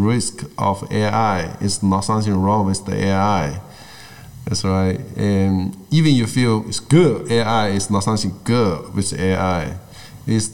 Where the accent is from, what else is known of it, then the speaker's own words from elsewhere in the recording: Guangdong, China; English is a second language; moved away; I grew up in Guangdong.